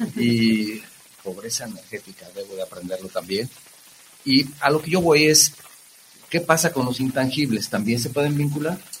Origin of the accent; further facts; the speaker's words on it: Guadalajara, Jalisco, Mexico; los que somos tapatíos